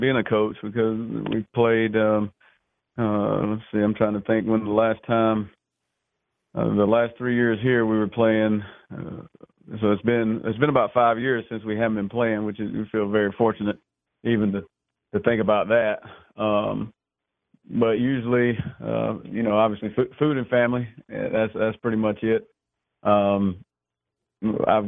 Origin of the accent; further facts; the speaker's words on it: United States; also born or lived in North Alabama / Waycross, Georgia; my North Georgia, North Alabama roots